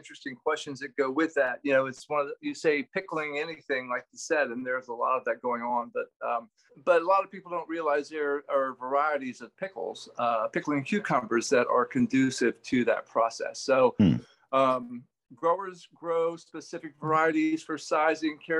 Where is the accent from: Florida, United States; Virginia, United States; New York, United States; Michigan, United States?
Florida, United States; Vero Beach; moved away; I was born and raised in Vero Beach, Florida